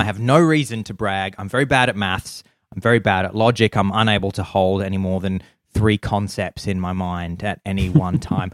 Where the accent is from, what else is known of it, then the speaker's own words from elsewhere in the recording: Adelaide, South Australia, Australia; I'm from Adelaide